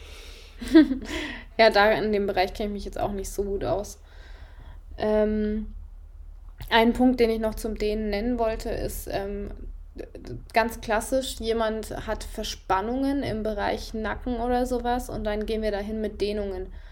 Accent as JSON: {"language": "German", "country": "Germany", "also_born_or_lived": "Freiburg", "said": "bei uns in Deutschland"}